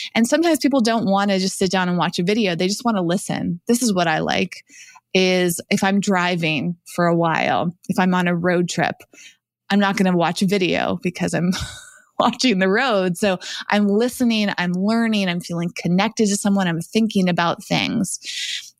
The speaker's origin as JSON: {"language": "English", "region": "Massachusetts", "country": "United States", "tie": "born or raised there", "also_born_or_lived": "New York / Los Angeles", "moved": "yes", "said": "I grew up in Massachusetts"}